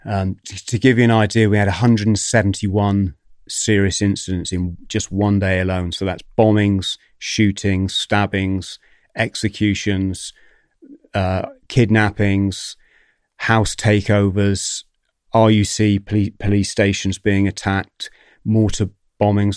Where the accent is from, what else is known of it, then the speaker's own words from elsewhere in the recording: Plymouth, South West England, United Kingdom; come from Plymouth